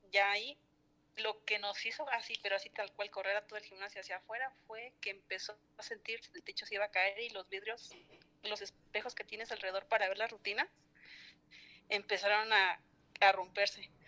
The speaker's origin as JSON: {"language": "Spanish", "region": "Michoacán", "country": "Mexico", "said": "soy de Michoacán."}